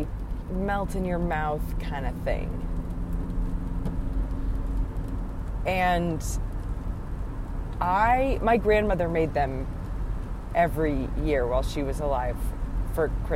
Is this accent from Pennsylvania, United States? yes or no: no; Wisconsin, United States; now in East Tennessee, United States; growing up in Wisconsin